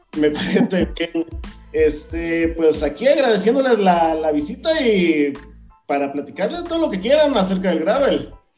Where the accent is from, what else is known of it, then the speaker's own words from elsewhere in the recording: Veracruz, Mexico; moved away as an adult; now in Mexico City, Mexico; vengo del puerto de Veracruz